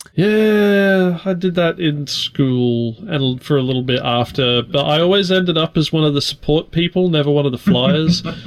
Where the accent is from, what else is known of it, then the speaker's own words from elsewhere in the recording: Australia; I'm an Australian